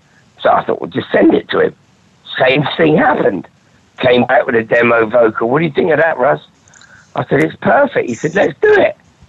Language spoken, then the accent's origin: English; Durham, North East England, United Kingdom; I come from Durham. I've got no future